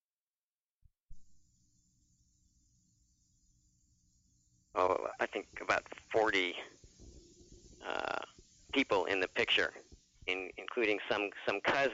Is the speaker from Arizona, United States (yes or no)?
yes; Phoenix, Arizona, United States; I'm from Arizona, Phoenix area